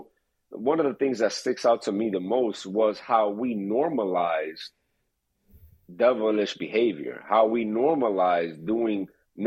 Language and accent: English; New York City, New York, United States; I was brought up in Queens, New York City, to be exact